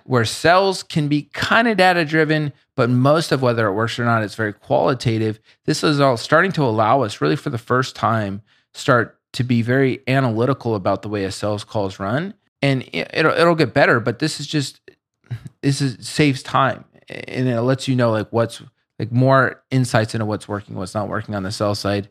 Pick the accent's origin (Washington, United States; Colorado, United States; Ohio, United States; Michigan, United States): Colorado, United States; Boulder; I grew up in Boulder